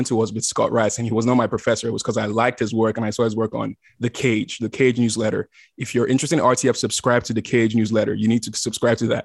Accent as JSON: {"language": "English", "country": "Nigeria", "tie": "born or raised there", "also_born_or_lived": "South Africa / Austin, Texas, United States", "moved": "yes", "lives_now": "Los Angeles, United States", "said": "when I was growing up in Nigeria, I wanted to be a lawyer"}